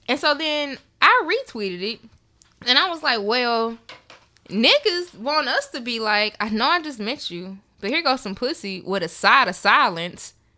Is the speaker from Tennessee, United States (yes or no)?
yes; Memphis, Tennessee, United States; I'm from Memphis